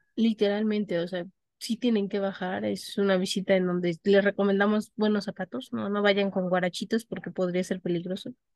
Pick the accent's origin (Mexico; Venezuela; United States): Mexico; Mexico City; Las personas que tenemos por lo menos lazos de tres generaciones previas a nosotros, radicando, mm. habiendo nacido y viviendo en la Ciudad de México, somos capitalinos.